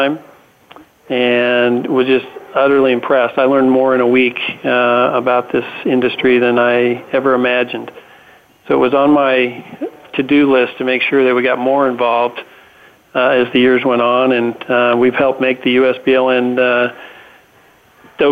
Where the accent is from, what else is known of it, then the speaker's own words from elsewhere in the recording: Nevada, United States; moved away; Nevada is my home state, so I get to go home